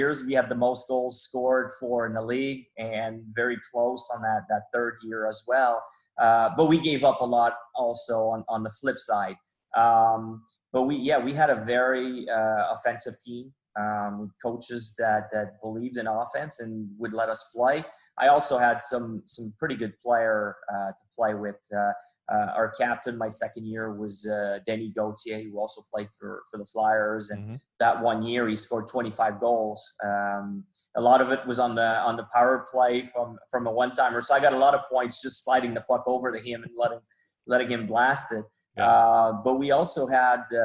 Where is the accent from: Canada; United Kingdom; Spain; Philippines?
Canada; Quebec; English is a second language; I grew up on the Quebec side, I belonged to the Q